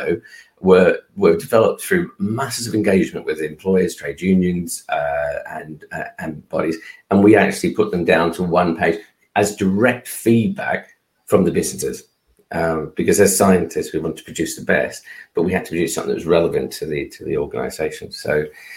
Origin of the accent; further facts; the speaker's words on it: Australia; now in United Kingdom; I'm Australian